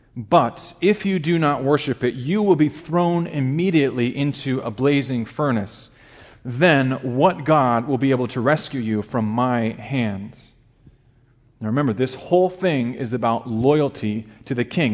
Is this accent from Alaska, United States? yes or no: yes; Alaska, United States; moved away as an adult; also born or lived in Chicago area; I grew up in a very small town in Alaska, less than a thousand people in my hometown